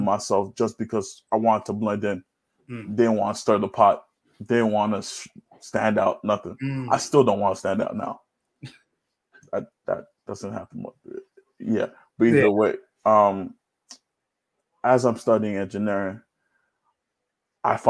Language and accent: English; Nigeria; now in New York, United States; growing up, especially as a Nigerian